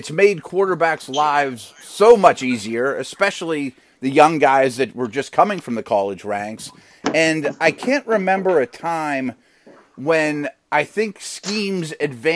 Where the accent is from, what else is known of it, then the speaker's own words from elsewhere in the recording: Pittsburgh, Pennsylvania, United States; my hometown of Pittsburgh